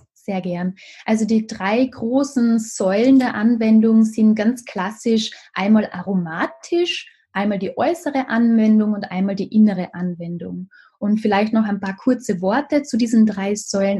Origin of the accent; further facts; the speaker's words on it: Carinthia, Austria; hier in Kärnten in meinem Heimatort